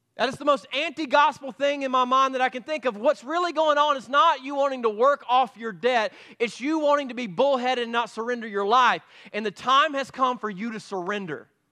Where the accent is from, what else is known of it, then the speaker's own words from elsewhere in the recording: Piedmont, United States; That's where I grew up in Piedmont